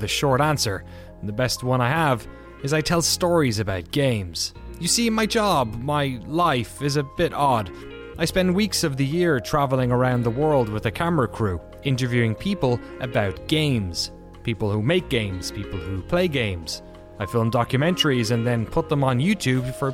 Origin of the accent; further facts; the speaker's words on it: Ireland; now in Maryland, United States; I'm Irish, 32 years old, married